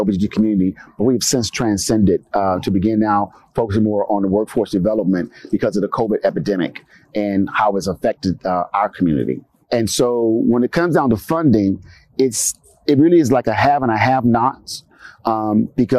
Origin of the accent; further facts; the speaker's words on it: Los Angeles, California, United States; I'm from Los Angeles, California, from a community known as Watts, associated with South Central